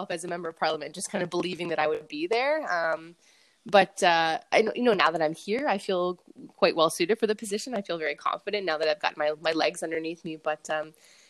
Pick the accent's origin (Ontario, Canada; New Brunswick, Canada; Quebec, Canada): New Brunswick, Canada; Fredericton; I'm born and raised in Fredericton